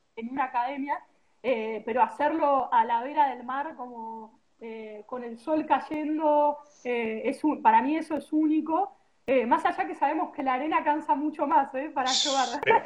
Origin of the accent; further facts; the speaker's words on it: Argentina; yo soy de Argentina